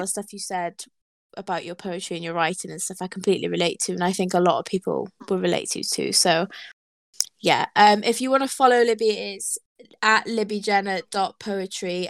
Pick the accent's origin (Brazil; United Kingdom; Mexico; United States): United Kingdom; Wales; I'm Welsh